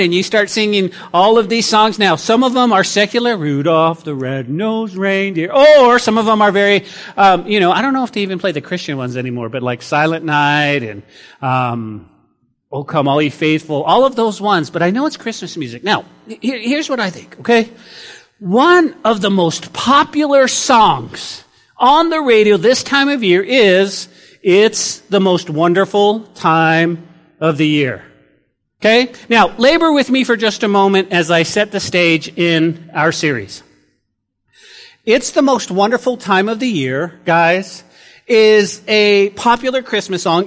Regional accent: New Mexico, United States; growing up in New Mexico, we did have four seasons

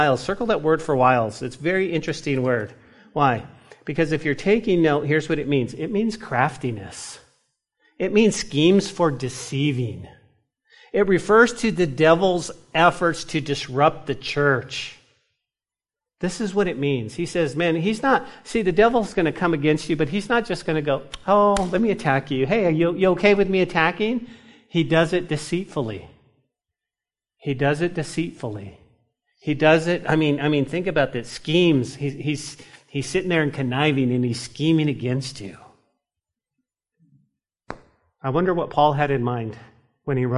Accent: New Mexico, United States; grew up in New Mexico, in the mountains, in trout fishing

